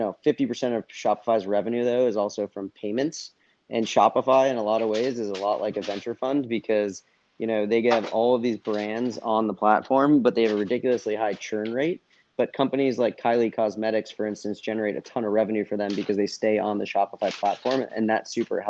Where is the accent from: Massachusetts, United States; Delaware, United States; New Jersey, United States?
Massachusetts, United States; outside of Boston; moved away as an adult; also born or lived in Miami; I grew up in outside of Boston, but I wasn't in the heart of Boston